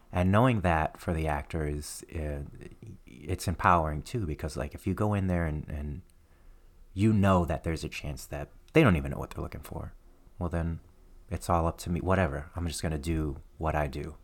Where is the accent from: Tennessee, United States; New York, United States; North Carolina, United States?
Tennessee, United States; Nashville; also born or lived in Trenton, New Jersey; I, grew up in Nashville, Tennessee